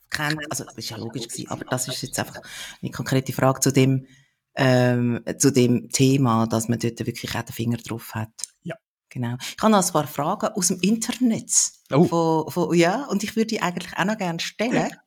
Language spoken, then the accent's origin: German; Switzerland; Wir in der Schweiz